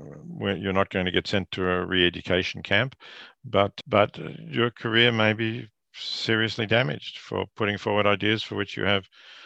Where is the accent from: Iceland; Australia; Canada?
Australia; Yes, I teach at Princeton, but I am Australian. I have family in Australia, children and grandchildren.